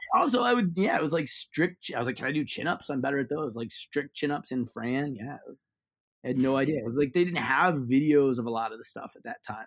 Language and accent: English; Ohio, United States; I grew up in Ohio